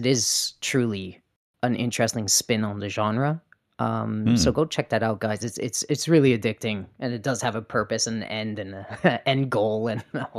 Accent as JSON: {"language": "English", "country": "Canada", "said": "At least I'm honest. I'm also a Canadian."}